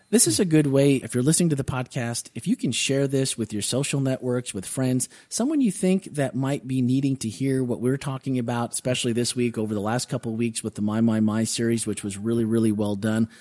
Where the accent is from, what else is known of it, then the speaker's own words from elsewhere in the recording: Wisconsin, United States; When we were kids, growing up in Wisconsin